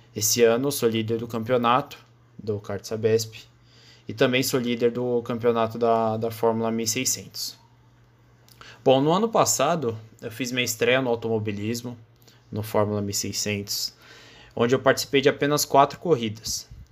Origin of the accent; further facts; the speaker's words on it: São Paulo, Brazil; eu tenho 18 anos, eu sou de São Paulo, capital